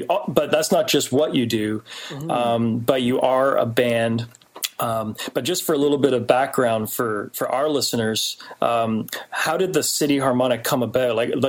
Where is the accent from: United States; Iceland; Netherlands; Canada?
Canada; Hamilton, Ontario; you're from my hometown. I'm a Hamiltonian